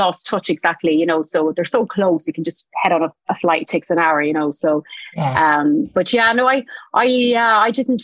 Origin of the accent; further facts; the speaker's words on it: Tipperary, Munster, Ireland; I'm from Tipperary in Ireland, which is, it's like the largest inland county in Ireland.